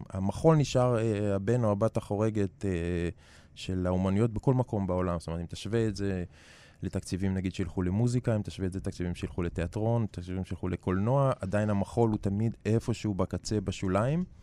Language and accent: Hebrew; Netanya, Central District, Israel; first language Hebrew; moved away as an adult; גדלתי בנתניה.